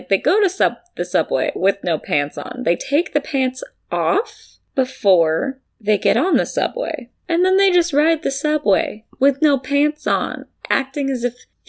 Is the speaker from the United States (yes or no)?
yes; United States; I'm American.